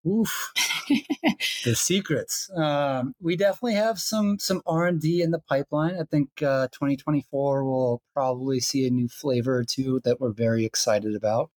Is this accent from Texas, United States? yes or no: no; Georgia, United States; I'm from Georgia